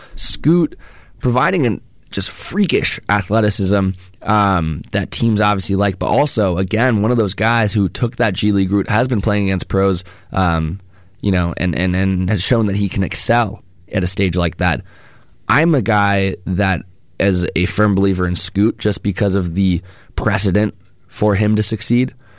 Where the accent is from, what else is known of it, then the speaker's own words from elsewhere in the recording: Bay Area, California, United States; as a Bay Area resident myself